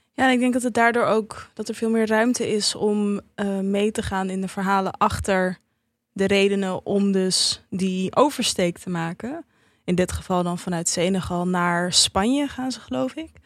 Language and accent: Dutch; Netherlands; ik ben opgegroeid in Nederland